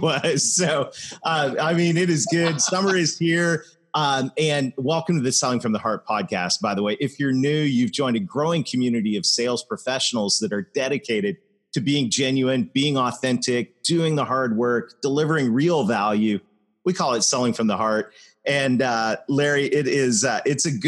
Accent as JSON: {"language": "English", "country": "Canada", "said": "I am Canadian"}